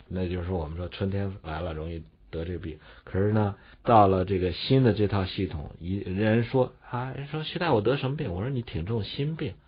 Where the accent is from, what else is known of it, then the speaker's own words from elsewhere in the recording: northern China, China; 我们北方人吃的就鼠，叫黄米